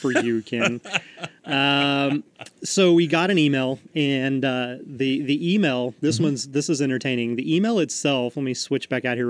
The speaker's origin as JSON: {"language": "English", "region": "Queensland", "country": "Australia", "said": "I am from Queensland, Australia."}